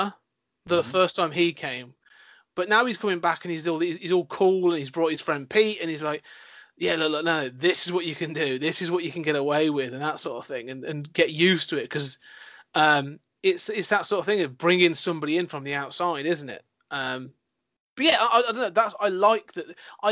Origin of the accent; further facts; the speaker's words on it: United Kingdom; my British conservatism, my British repression